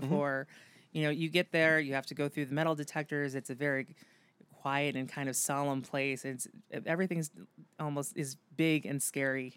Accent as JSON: {"language": "English", "town": "Amherst", "region": "New York", "country": "United States", "tie": "born or raised there", "also_born_or_lived": "Boston", "moved": "as an adult", "lives_now": "Buffalo, United States", "said": "I grew up in Western New York. I grew up in Amherst, went to Amherst Central High School"}